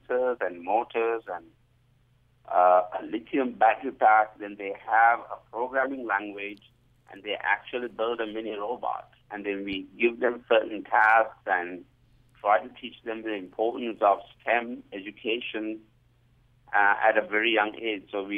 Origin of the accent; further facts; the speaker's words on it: Singapore; moved away as an adult; now in Provo, United States; I'm originally from Singapore. So when my kids moved from Singapore to Utah